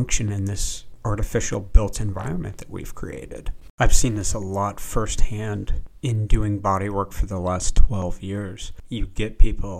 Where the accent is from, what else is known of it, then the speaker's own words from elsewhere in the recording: Vashon, Washington, United States; also born or lived in Seattle, Washington; I was born in Seattle, Washington. I lived on an island, a small island, that you could only access with a ferry boat. The island is Vashon Island.